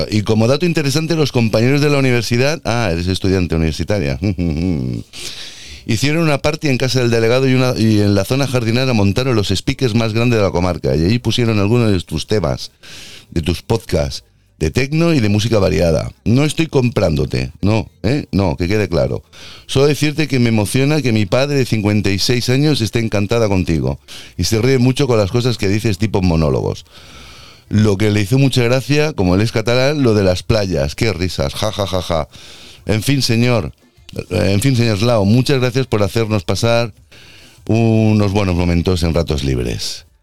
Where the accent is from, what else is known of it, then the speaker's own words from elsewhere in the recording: Puerto Rico; born there; Soy nacida en Puerto Rico y mi padre es de, mi madre es de Texas, perdón, y mi padre es catalán.